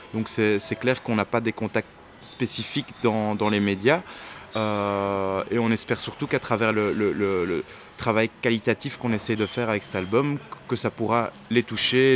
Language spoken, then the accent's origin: French; Brussels, Brussels-Capital Region, Belgium; on est des Bruxellaires, des Ketches de Bruxelles